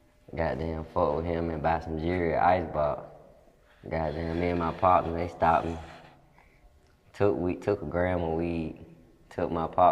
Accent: Detroit, Michigan, United States; born there; now in Cleveland, United States; I was born in Detroit, too.

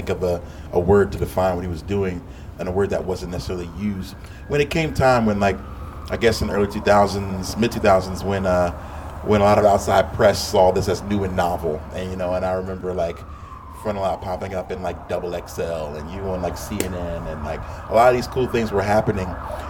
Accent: Philadelphia, Pennsylvania, United States; I went to Penn State, and I grew up in Philly.

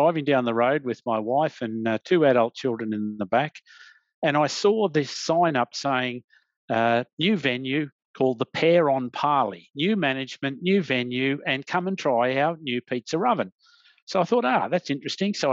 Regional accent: Australia; as an Australian

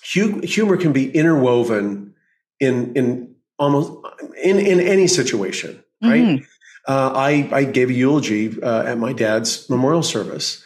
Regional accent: Oklahoma, United States; moved away as an adult; now in California, United States; I grew up in Oklahoma

